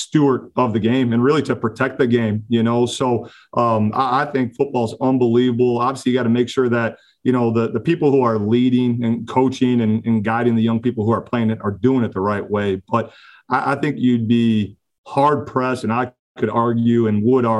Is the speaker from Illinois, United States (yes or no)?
yes; Oak Lawn, Illinois, United States; also born or lived in Slidell, Louisiana; grew up on southern suburb, Oak Lawn, right outside the city